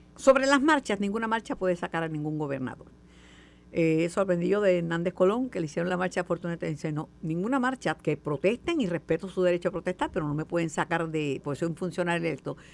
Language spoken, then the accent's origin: Spanish; Puerto Rico; Como buena boricua